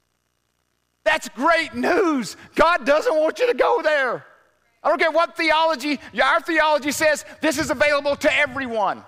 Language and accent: English; Arkansas, United States; growing up in the South, everybody knew Jesus. I mean, I don't know of any other religion